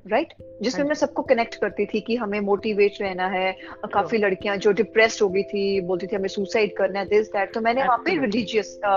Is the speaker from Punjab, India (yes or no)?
yes; Chandigarh, Punjab, India; moved away; मैं भी चंडीगढ़ पंजाब से ही आई हूँ आपके वहां से ही मैं निकल के आई हूँ